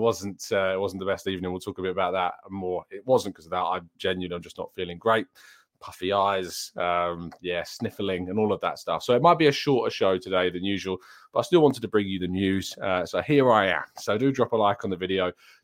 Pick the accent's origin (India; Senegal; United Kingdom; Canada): United Kingdom; England; born there; I was born in England and have followed England, therefore, throughout the course of my lifetime.